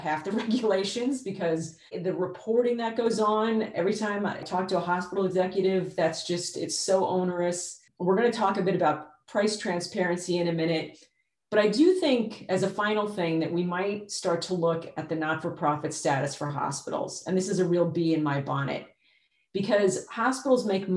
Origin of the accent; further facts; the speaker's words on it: New York, United States; now in Texas, United States; I was born in New York